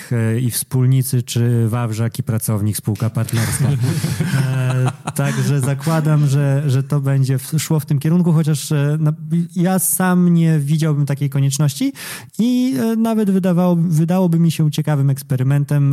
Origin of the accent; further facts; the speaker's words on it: eastern Poland, Poland; jesteśmy ze wschodu